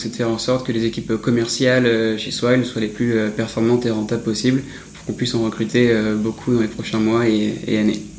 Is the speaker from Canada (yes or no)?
no; Paris, Île-de-France, France; Je suis né à, Paris